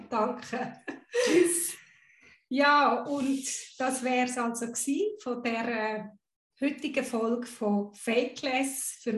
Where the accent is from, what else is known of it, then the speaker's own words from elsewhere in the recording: Guatemala; born there; first language Spanish; German is a second language; Ich bin in Guatemala geboren, habe Spanisch als tief verwurzelte Muttersprache irgendwo im System.